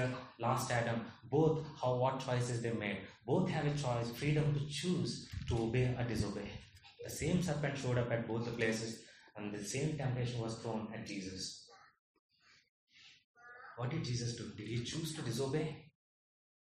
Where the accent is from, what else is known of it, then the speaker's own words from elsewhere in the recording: India; I am born in India. I don't have a choice but to be Indian